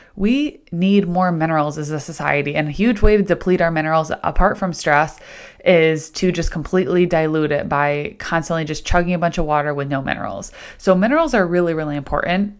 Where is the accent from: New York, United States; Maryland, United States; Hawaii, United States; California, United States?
New York, United States; Central; now in Rochester, United States; I grew up in Central New York, kind of like Syracuse, Rome, Utica area, but now technically living in Rochester